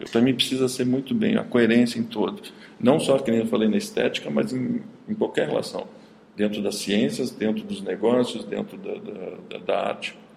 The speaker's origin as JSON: {"language": "Portuguese", "town": "Caxias do Sul", "region": "Rio Grande do Sul", "country": "Brazil", "also_born_or_lived": "Paris", "moved": "yes", "said": "Eu morava em Caxias do Sul, sou de Caxias do Sul."}